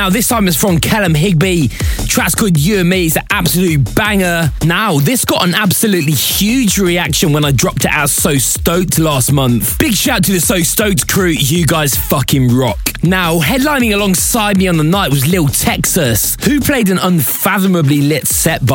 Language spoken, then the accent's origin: English; England, United Kingdom; I'm so English